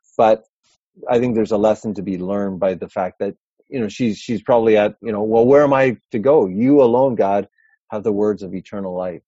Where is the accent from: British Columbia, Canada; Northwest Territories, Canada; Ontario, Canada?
Ontario, Canada; Toronto; I'm from Toronto